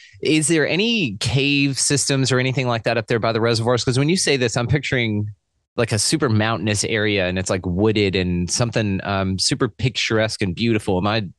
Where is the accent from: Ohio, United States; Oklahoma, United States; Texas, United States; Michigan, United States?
Texas, United States; I'm Texan?